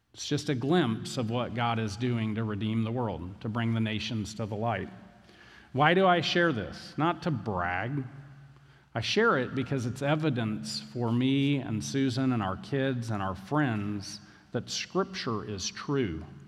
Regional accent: Valdosta, Georgia, United States; I grew up in Valdosta. I barely can speak English.

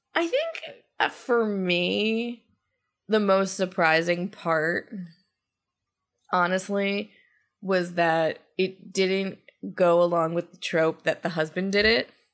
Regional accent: Georgia, United States; I come to everything from the South from a Georgia perspective

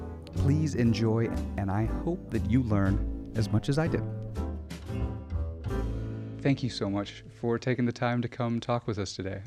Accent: Arkansas, United States; I come from Northwest Arkansas. It was cows all the time.

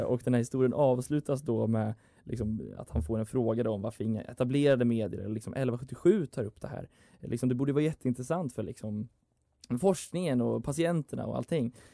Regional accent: Dalarna County, Sweden; moved away; min lokaltidning hemma i Dalarna

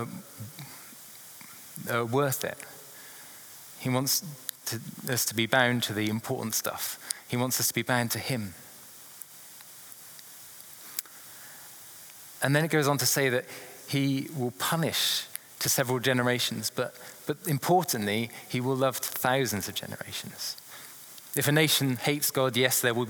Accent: England, United Kingdom; being an Englishman

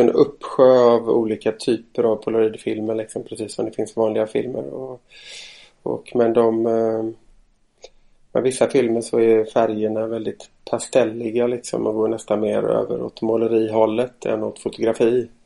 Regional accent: Stenungsund, Västra Götaland, Sweden; moved away; jag är från Stenungsund, fyra mil norr om Göteborg ungefär från början

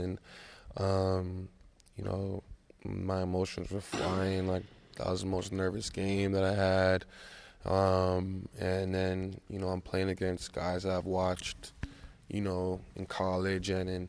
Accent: Canada; because, you know, I'm Canadian, you know, was ultimately, you know, an amazing feeling.

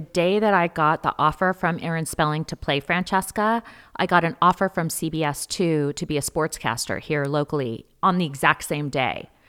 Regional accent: San Diego, California, United States; we we grew up in San Diego

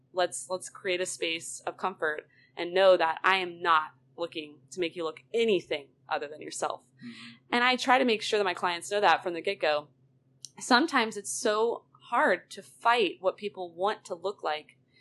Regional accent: Roswell, Georgia, United States; I am born and raised in Roswell, Georgia

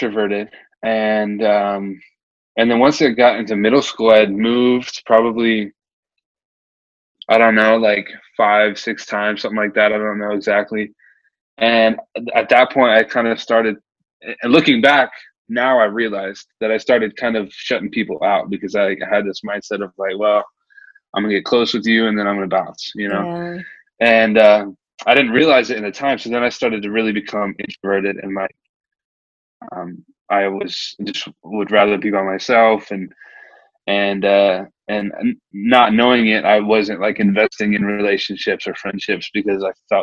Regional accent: Nebraska, United States; now in Omaha, United States; I was born and raised in Nebraska. I actually moved around a lot, but I never left Nebraska

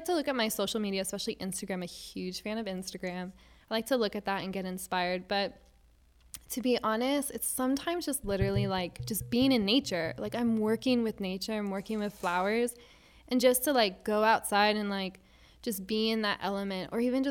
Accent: Miami, Florida, United States; also born or lived in Virginia; now in Jacksonville, United States; So I grew up in Miami, Florida when I was in high school.

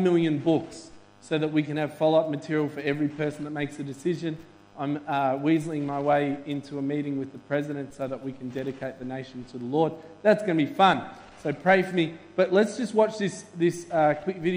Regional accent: Melbourne, Victoria, Australia; we're from Melbourne

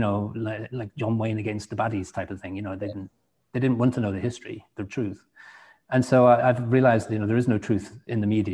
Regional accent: England, United Kingdom; moved away; also born or lived in Washington State, United States; Being English

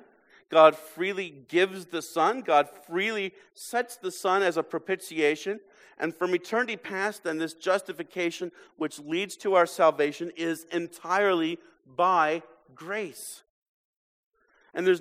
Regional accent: United States; American Christians

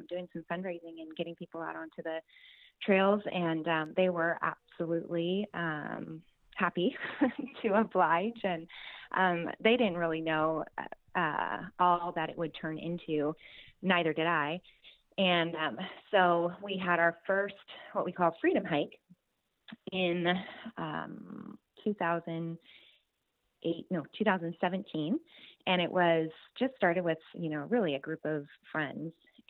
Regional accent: Tri-Cities, Washington, United States; I am from Tri-Cities, Washington.

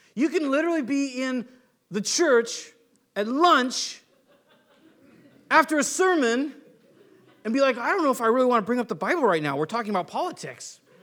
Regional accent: United States; I'm American

